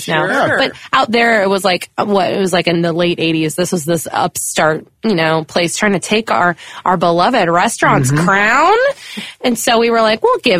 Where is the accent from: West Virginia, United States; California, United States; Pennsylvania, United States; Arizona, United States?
California, United States; I grew up in California